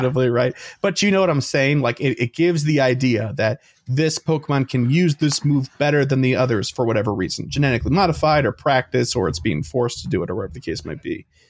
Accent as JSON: {"language": "English", "town": "Chicago", "region": "Illinois", "country": "United States", "said": "We're from Chicago."}